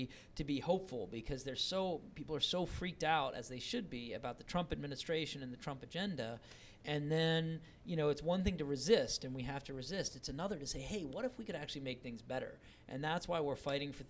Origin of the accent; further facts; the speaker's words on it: Charlottesville, Virginia, United States; I was born and raised in Virginia, and it's always been for me this place that was about opportunity, but not equal opportunity. I grew up in Charlottesville and Albemarle County